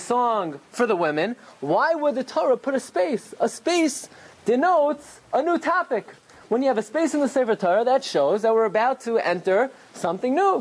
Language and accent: English; Brooklyn, New York, United States; I grew up in Brooklyn